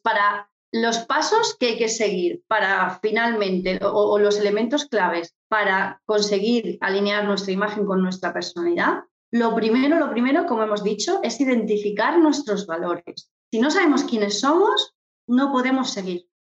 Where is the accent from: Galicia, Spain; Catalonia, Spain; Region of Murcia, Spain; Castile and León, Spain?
Region of Murcia, Spain; Murcia; moved away as an adult; also born or lived in London / Palma de Mallorca; yo soy de Murcia, para, poner en posición a todos los oyentes, soy de Murcia y ya estando en Murcia